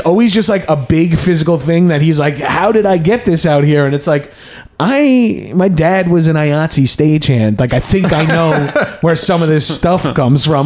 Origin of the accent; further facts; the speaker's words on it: East Coast, United States; moved away as an adult; also born or lived in New York; now in Los Angeles, United States; I came from the East Coast